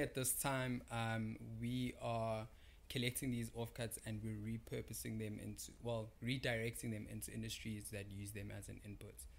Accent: Durban, KwaZulu-Natal, South Africa; now in Cape Town, South Africa; I'm from Durban. Um, been in Cape Town since about 2013

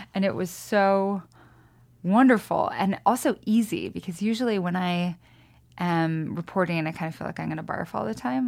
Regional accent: Lewiston, Idaho, United States; also born or lived in Austin, Texas; now in Missoula, United States; I grew up in Lewiston

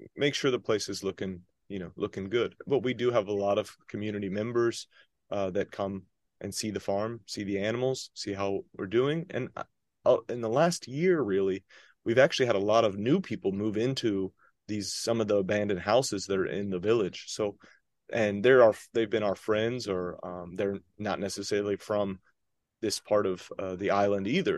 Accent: Athens, Georgia, United States; moved away as an adult; also born or lived in North Carolina; now in Onomichi, Japan; I grew up in Athens, Georgia, so it was a town, a college town in the South

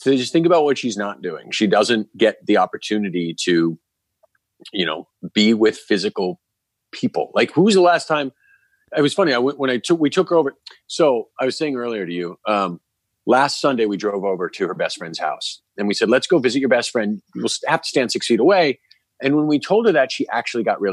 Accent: New York, United States; As a New Yorker

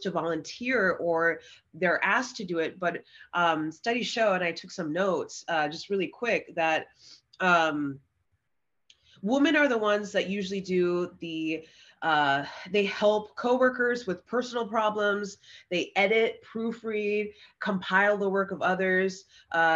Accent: Bay Area, California, United States; moved away as an adult; also born or lived in Arizona / Colorado; born and raised in the Bay Area

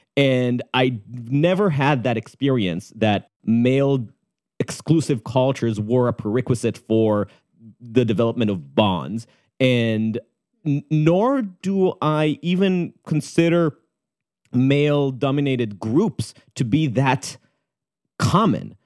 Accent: Israel; moved away as an adult; growing up in Tel Aviv or Jerusalem

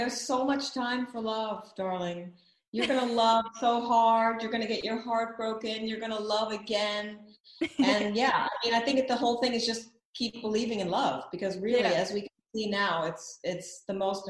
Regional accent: Atlanta, Georgia, United States; moved away as an adult; also born or lived in Milwaukee, Wisconsin / Cape Town, South Africa; I was born in Milwaukee, Wisconsin. I grew up, I was only birthed there. I grew up in Atlanta, Georgia. And I would say that I became a woman in Cape Town, South Africa, because I lived there in my 30s.

